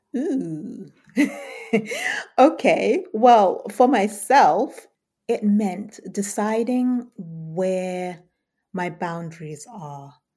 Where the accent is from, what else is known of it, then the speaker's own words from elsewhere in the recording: United Kingdom; also born or lived in Southern Africa; as a Brit